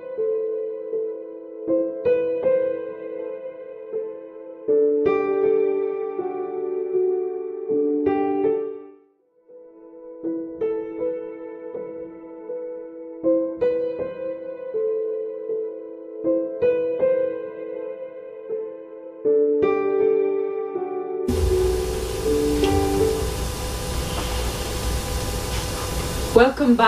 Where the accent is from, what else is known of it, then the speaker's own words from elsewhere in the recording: Kisii County, Kenya; we're both from Kissy.